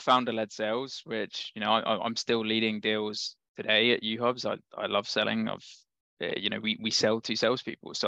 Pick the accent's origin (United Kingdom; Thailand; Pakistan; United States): United Kingdom; London; I'm from London